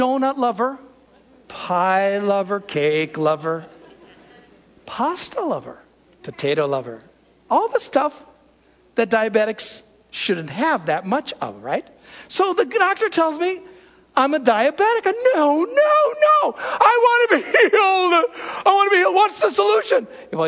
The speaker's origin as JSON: {"language": "English", "country": "United States", "said": "as Americans"}